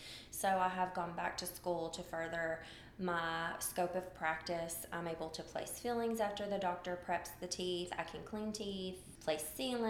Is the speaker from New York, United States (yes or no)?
no; Nashville, Tennessee, United States; I am native to Nashville. I'm a unicorn, is what they call us people that have always lived here. I'm 42.